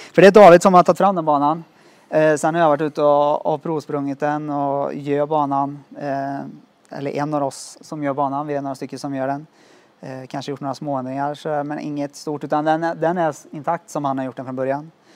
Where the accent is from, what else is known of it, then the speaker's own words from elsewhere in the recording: Skövde, Västra Götaland, Sweden; Jag är från Skövde som sagt och spelat fotboll där i många år